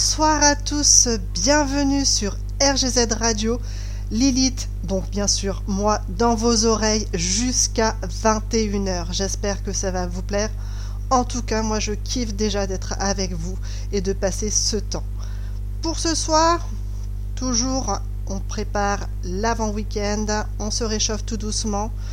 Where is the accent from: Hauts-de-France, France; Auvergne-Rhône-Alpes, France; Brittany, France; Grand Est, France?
Brittany, France; chez nous en Bretagne